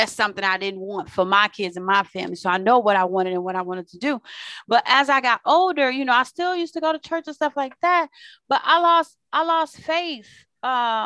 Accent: Waukegan, Illinois, United States; actually from the suburbs of Chicago. So where I live is called Waukegan.

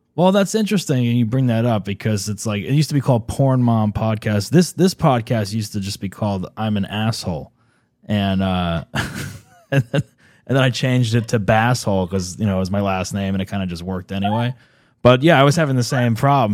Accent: New Jersey, United States; I'm from New Jersey originally.

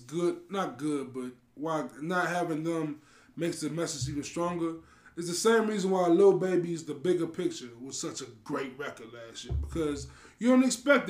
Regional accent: Maywood, Illinois, United States; I am from Maywood by way of Maywood.

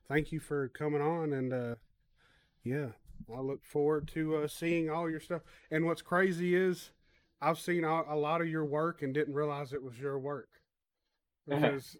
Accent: Nashville, Tennessee, United States; also born or lived in Ashland City, Tennessee / McMinnville, Tennessee; I'm from West Nashville. I grew up on Stevenson Street, right down from the Nations.

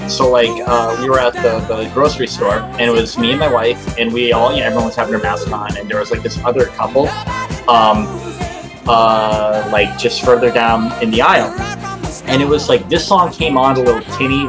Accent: Methuen, Massachusetts, United States; my hometown of Methuen, Massachusetts

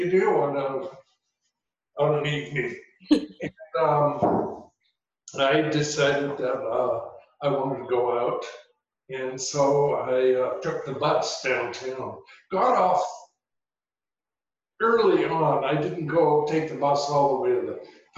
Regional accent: Seattle, Washington, United States; also born or lived in Skyway, Washington / Renton, Washington; now in Whidbey Island, United States; I grew up in Seattle

